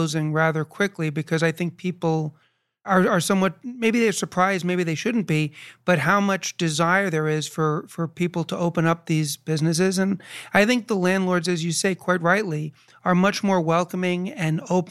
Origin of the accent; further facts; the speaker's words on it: New York, United States; moved away; I haven't lived in New York for a while, but I was born and raised in New York